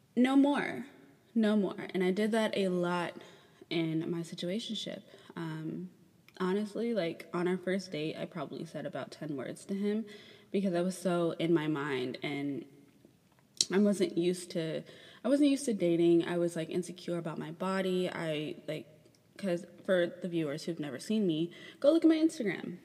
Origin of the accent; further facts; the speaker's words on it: Chicago, Illinois, United States; moved away; my hometown um, or where I was born